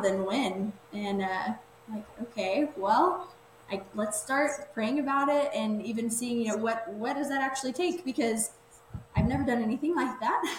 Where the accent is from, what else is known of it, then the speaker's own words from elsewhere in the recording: Waco, Texas, United States; I graduated and then came back to like my hometown. I live like in the Waco area.